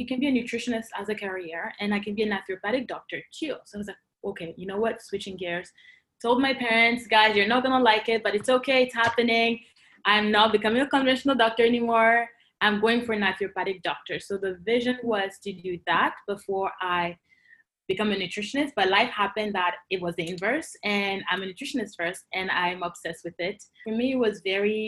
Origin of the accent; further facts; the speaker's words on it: Côte d’Ivoire; moved away as an adult; also born or lived in Cameroon (parents' origin); now in Canada; I grew up and I was born in Cote d'Ivoire